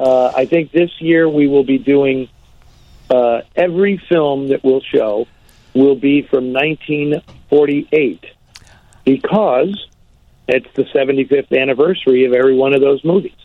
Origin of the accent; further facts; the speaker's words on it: San Francisco, California, United States; San Francisco, which is my hometown